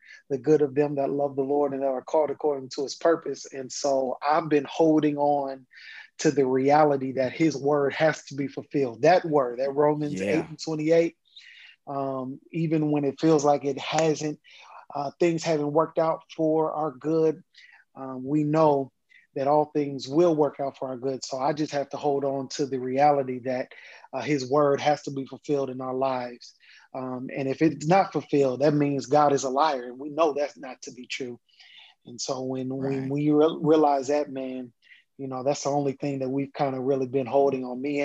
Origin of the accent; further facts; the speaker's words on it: Kansas, United States; moved away as an adult; now in Atlanta, United States; I'm originally from Kansas, born and raised. I moved to Atlanta, Georgia, after I graduated from undergrad.